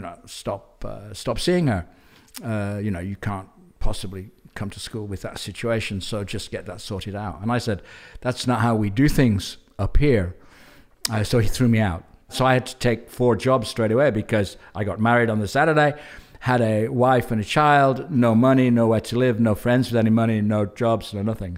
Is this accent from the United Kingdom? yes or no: yes; England, United Kingdom; moved away as an adult; also born or lived in New Zealand; I left England, uh, as, pretty much as soon as I could when I was twenty-three, twenty-four.